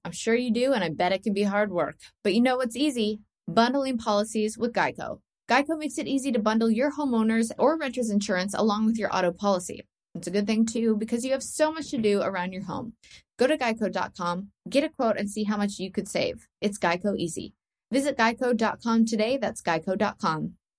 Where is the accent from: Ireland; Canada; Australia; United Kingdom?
Canada; I'm Canadian